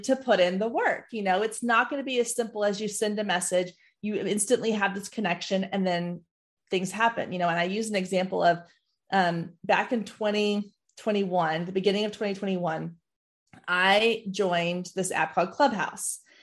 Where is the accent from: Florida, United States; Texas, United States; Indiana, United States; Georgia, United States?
Texas, United States; Waco; also born or lived in Dallas; I grew up in Waco